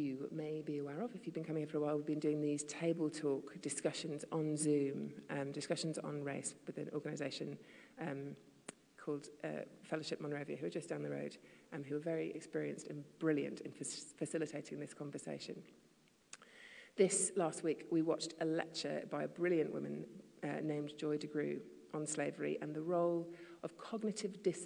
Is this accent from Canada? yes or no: no; the north of England, United Kingdom; also born or lived in Asia / London; now in United States; I was raised in the north of England, which sees itself as something else completely. And I also then, most of my adolescence was in Asia